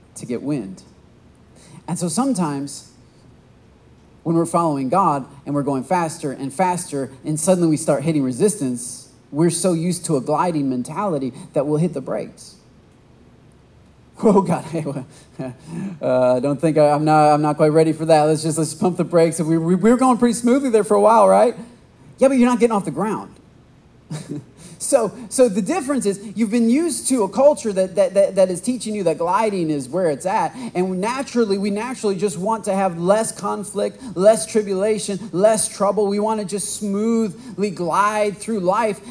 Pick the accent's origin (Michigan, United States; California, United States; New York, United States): Michigan, United States; now in Texas, United States; I'm from Michigan. We have a lot of tall oak trees, a lot of pine trees